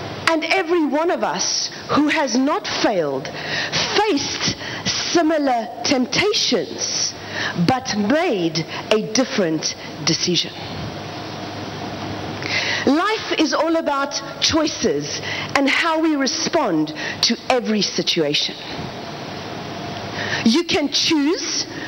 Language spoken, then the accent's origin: English; South Africa; I am from South Africa